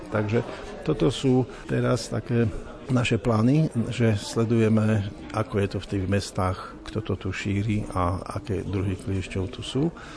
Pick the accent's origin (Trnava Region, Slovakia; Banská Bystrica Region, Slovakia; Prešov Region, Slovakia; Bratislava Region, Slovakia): Prešov Region, Slovakia; Kežmarok; vyrastal som v Kežmarku, čo je 600 metrov nad morom